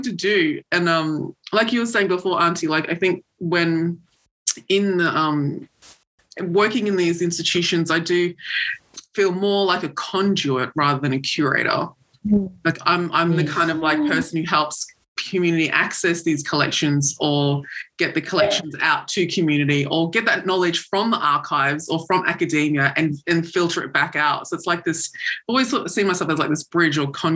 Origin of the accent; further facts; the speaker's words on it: Australia; as a Pacific person growing up in Australia